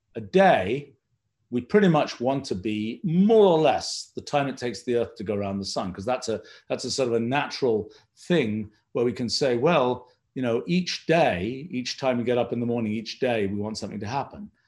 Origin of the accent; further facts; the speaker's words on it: England, United Kingdom; I was growing up in England